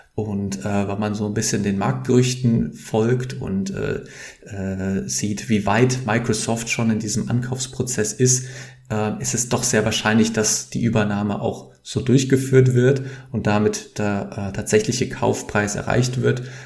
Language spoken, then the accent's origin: German; near Frankfurt, Hesse, Germany; moved away as an adult; now in Amsterdam, Netherlands; Ich komme aus, äh, aus der Nähe von Frankfurt ursprünglich, wohne aber jetzt in Amsterdam seit mehr als sechs Jahren